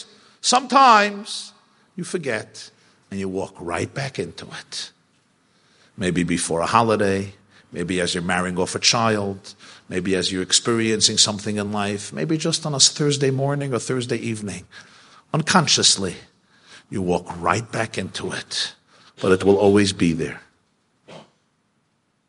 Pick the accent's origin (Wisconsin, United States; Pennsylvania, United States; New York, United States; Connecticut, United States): New York, United States; New York City; I grew up in the Crown Heights section of Brooklyn